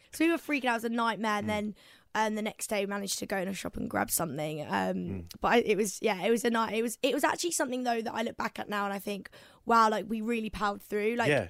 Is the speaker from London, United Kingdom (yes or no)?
no; Whitstable, South East England, United Kingdom; So I'm from Whitstable, and basically they've got like the best fish and chips.